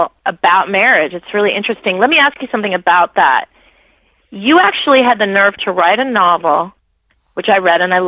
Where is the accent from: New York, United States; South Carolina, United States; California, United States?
California, United States; Los Angeles; I grew up in Northridge, you know, kind of the north part of the valley